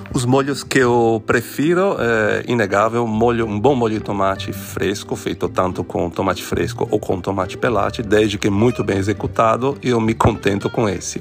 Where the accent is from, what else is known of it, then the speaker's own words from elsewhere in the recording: Venice, Veneto, Italy; Portuguese is a second language; moved away as an adult; also born or lived in Brazil; now in Rio de Janeiro, Brazil; eu nasci em Veneza, vim para o Brasil há mais de 20 anos